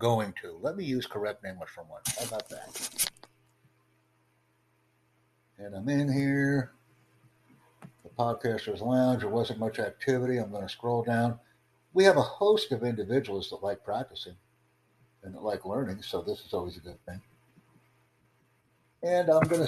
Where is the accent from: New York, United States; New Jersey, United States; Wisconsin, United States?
New York, United States; New York City; I'm from New York City.